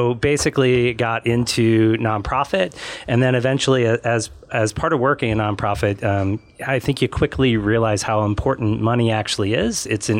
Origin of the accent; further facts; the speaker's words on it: Northern California, United States; moved away as an adult; also born or lived in New Jersey; now in Tucson, United States; I grew up in Northern California